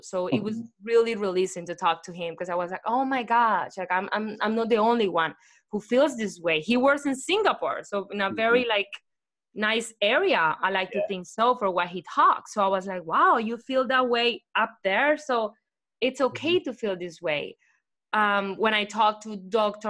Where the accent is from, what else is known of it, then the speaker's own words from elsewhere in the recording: Colombia; English is a second language; moved away as an adult; now in United States; I hated English when I was in Colombia